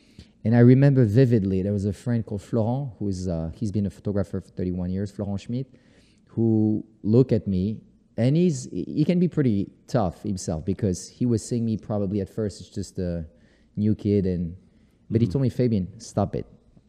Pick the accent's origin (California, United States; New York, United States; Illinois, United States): New York, United States; now in Paris, France; I'll take it to New York because yeah. this is my hometown right.